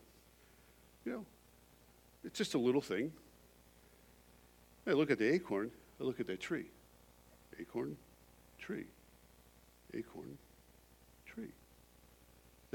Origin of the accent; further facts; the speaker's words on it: Long Island, New York, United States; moved away as an adult; also born or lived in North Dakota; now in Canada; in the backyard of the house I grew up on Long Island was this huge oak tree